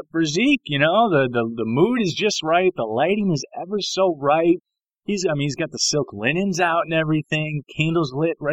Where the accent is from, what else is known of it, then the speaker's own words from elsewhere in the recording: Chicago, Illinois, United States; I mean, I'm from the Chi for crying out loud, right?